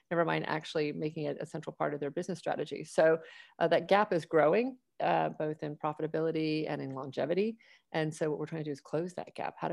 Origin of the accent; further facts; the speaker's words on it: Atlanta, Georgia, United States; now in Austin, United States; I grew up in Atlanta.